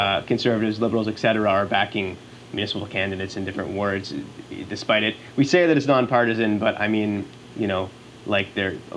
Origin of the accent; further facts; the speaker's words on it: Montreal, Quebec, Canada; now in Ottawa, Canada; I'm from Montreal originally